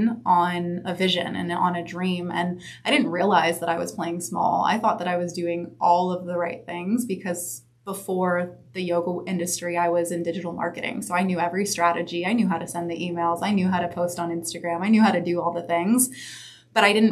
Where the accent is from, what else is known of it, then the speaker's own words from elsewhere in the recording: Santa Monica, California, United States; also born or lived in San Diego; So I was born and raised in Santa Monica, right actually down the street at Johns Hopkins.